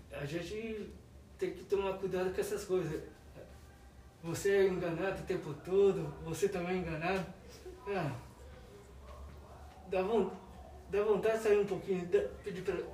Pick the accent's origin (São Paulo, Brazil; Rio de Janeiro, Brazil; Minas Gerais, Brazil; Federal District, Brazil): Rio de Janeiro, Brazil; Resende; Para quem não sabe, eu vim de Resende, do Rio de Janeiro.